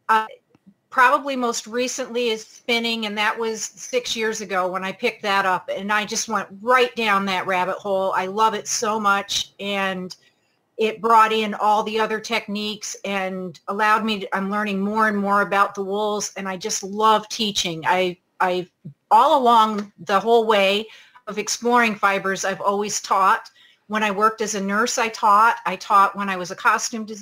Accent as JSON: {"language": "English", "region": "New York", "country": "United States", "tie": "born or raised there", "moved": "yes", "lives_now": "Pacific Northwest, United States", "said": "I grew up in New York State"}